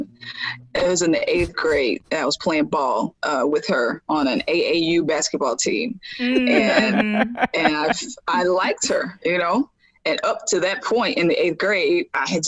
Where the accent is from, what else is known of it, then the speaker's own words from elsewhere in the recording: the South, United States; I was raised in the South. We're extremely biblical. It's the Bible Belt